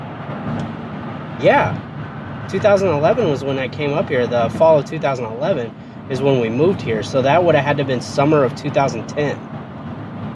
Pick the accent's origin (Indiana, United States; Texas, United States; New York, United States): Indiana, United States; Indianapolis; moved away as an adult; also born or lived in Illinois; I grew up in Marion County, Indiana, or better known as Indianapolis, for 30 years of my life